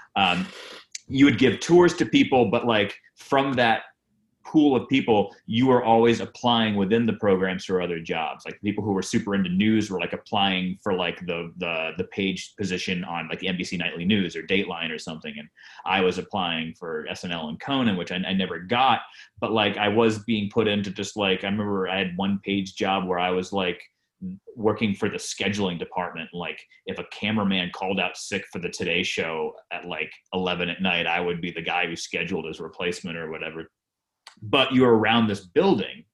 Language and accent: English; Rhode Island, United States; I grew up in Rhode Island